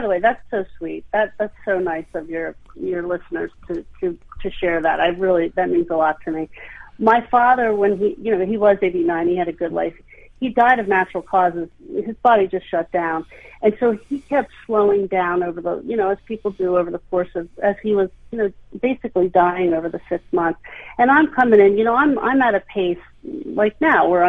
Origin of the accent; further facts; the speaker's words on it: Hershey, Pennsylvania, United States; I grew up in Hershey